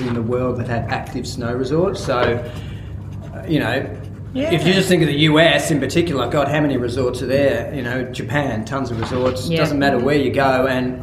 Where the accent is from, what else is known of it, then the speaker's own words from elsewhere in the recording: Melbourne, Victoria, Australia; I grew up in Melbourne